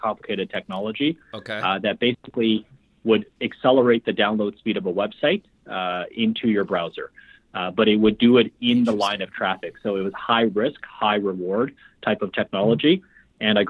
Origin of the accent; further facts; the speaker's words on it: Vancouver, British Columbia, Canada; moved away as an adult; also born or lived in Shanghai, China; now in Toronto, Canada; Shanghai born, raised in Vancouver